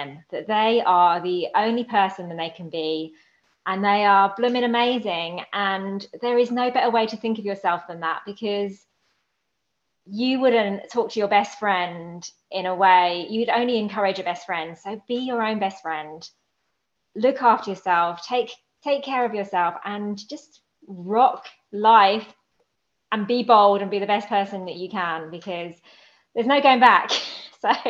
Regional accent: United Kingdom; now in Maryland, United States; I'm born and bred in Britain, but I am now living here in the USA

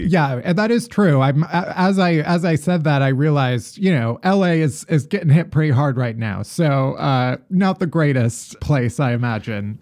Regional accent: Midwest, United States; moved away as an adult; now in New York, United States; I'm from the Midwest, and, eh, when I moved to New York

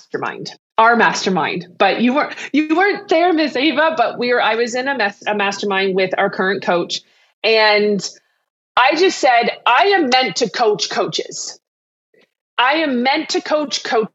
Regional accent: Canada; I'm Canadian, though I have a lot of clients in the States and around the world. I am Canadian

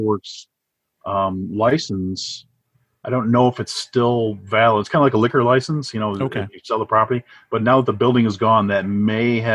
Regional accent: Trenton, Michigan, United States; I grew up in Trenton. So I spent my formative years in Trenton

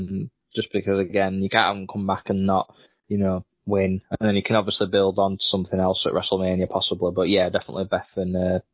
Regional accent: United Kingdom; we're British

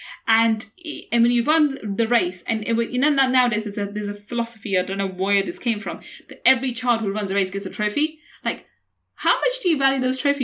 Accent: London, United Kingdom; growing up in East London, on a council estate in East London

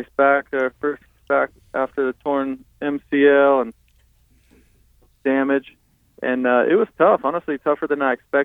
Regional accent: Fort Dodge, Iowa, United States; now in Charlotte, United States; Growing up in Fort Dodge

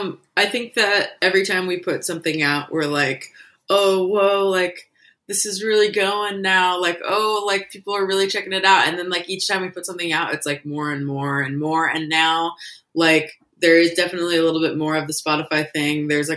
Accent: Portland, Oregon, United States; Yeah, I was born and raised in Portland.

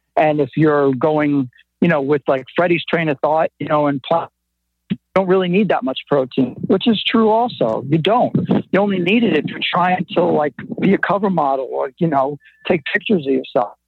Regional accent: New York City, New York, United States; I'm from Brooklyn, and it just comes out sometimes

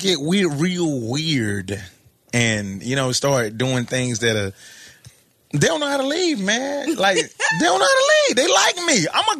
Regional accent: Atlanta, Georgia, United States; moved away as an adult; now in New York, United States; I'm from Atlanta

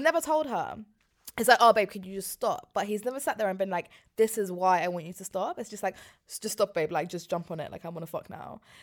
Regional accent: London, United Kingdom; I grew up in West London

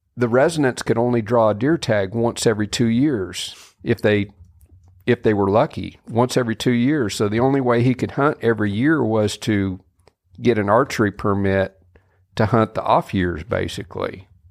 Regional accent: Kansas, United States; moved away as an adult; now in Mississippi, United States; I grew up in Kansas, um, you know, when was 18 years old

